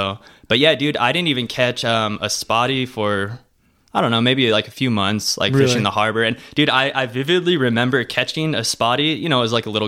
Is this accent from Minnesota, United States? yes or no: no; Torrance, California, United States; also born or lived in San Pedro, California / Redondo Beach, California; I grew up in Torrance. Well, San Pedro for till I was maybe like 10.